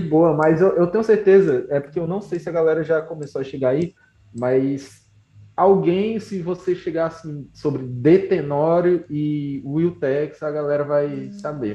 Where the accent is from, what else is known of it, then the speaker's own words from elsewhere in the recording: Canindé, Ceará, Brazil; also born or lived in Fortaleza; eu sou de Canindé, no Ceará